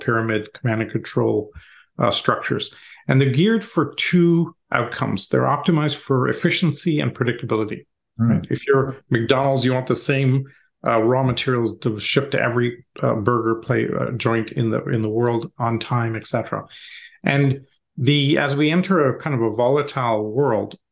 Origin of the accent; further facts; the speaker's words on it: Canada; moved away as an adult; also born or lived in India / Europe; now in United States; Parents emigrated to Canada when I was young, did my schooling and university there.